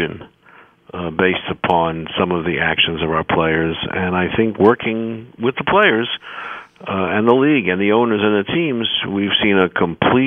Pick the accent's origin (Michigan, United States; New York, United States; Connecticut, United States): New York, United States; I'm a New Yorker, those of your listeners can tell from my voice